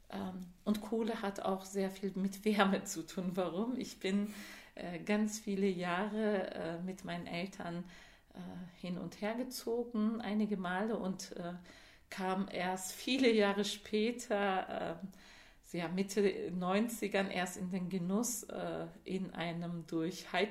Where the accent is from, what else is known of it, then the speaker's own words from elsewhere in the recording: Georgian border area, Turkey; born there; ist er innerhalb der Türkei von der georgischen Grenze, da wo ich geboren bin, als jugendlicher Mensch ähm, emigriert nach, ähm, zum Schwarzmeer, zur Schwarzmeerküste nach Zonguldak.